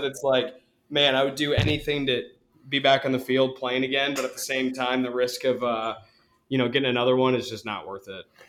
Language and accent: English; Ann Arbor, Michigan, United States; I grew up in Ann Arbor